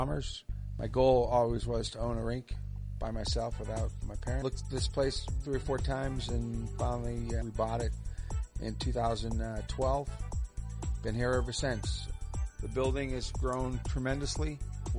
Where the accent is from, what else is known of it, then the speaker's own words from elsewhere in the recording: Boston, Massachusetts, United States; moved away as an adult; now in Dayton, United States; I'm from Boston